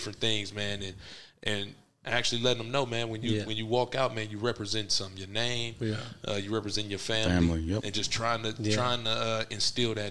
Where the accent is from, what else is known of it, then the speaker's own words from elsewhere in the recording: Omaha, Nebraska, United States; growing up in North Omaha